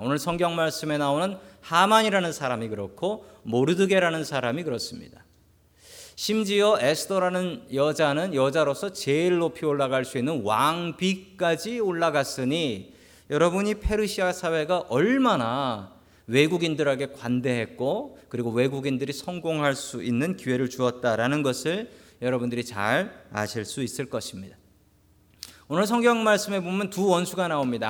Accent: South Korea; moved away as an adult; now in United States; 제가 어디 가서 한국 사람이라고 밝히지 않으면 저를 미국 사람이라고 생각해 주지 않습니다

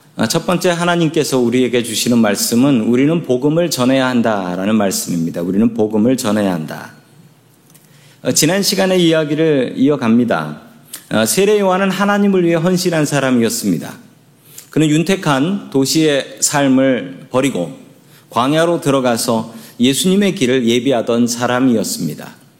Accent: Seoul, South Korea; 저의 고향은 서울입니다

